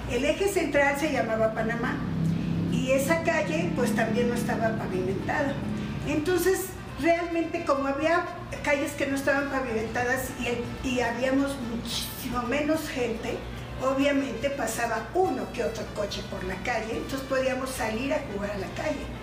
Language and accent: Spanish; Mexico City, Mexico; born or raised there